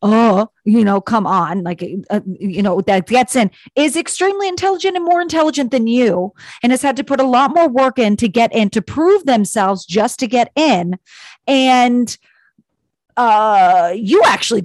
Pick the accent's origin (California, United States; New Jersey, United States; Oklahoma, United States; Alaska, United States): California, United States; I grew up in California, in a small town, California.